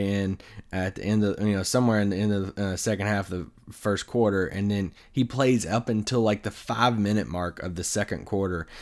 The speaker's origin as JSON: {"language": "English", "region": "Kentucky", "country": "United States", "tie": "born or raised there", "moved": "yes", "said": "back in my home state in Kentucky"}